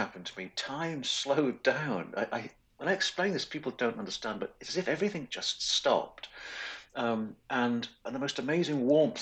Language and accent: English; Wales, United Kingdom; grew up in Wales, which is a small country on the west coast of Great Britain.